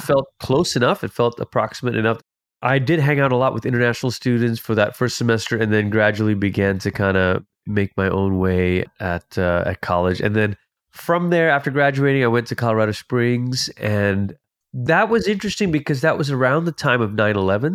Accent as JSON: {"language": "English", "country": "Malaysia", "also_born_or_lived": "Portland, Oregon, United States", "moved": "yes", "lives_now": "United States", "said": "I'm originally from Malaysia. It's where I'm from."}